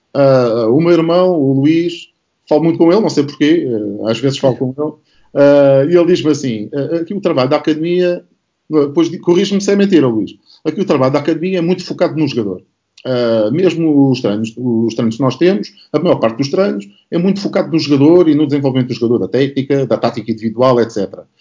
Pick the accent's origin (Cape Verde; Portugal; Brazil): Portugal; Setúbal; also born or lived in Barreiro; eu originalmente sou de, de Setúbal e, e do Barreiro